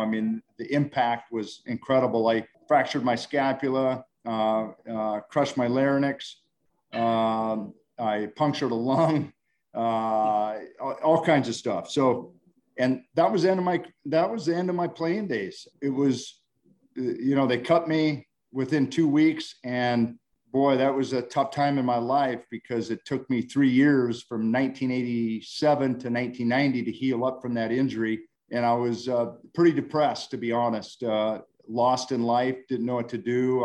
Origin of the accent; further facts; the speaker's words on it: Montana, United States; moved away; born and raised in Montana.